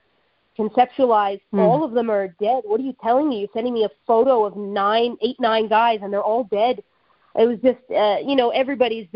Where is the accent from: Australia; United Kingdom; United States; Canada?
Canada; born or raised there; now in Israel